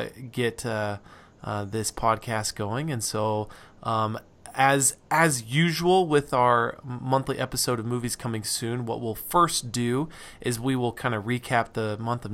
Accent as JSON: {"language": "English", "town": "Reno", "region": "Nevada", "country": "United States", "tie": "born or raised there", "moved": "yes", "said": "I'm from Nevada. I grew up there"}